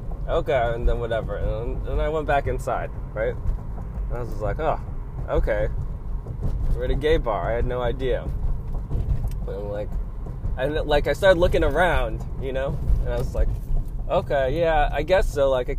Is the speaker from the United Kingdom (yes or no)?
no; Los Angeles, California, United States; I'm from, like, East LA. Like, I'm not from Hollywood, but I'm from East LA, like, from basically this area.